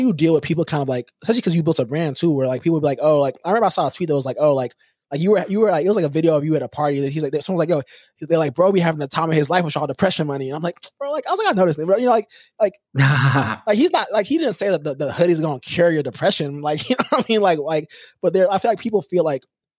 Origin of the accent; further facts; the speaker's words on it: Houston, Texas, United States; we're both from Houston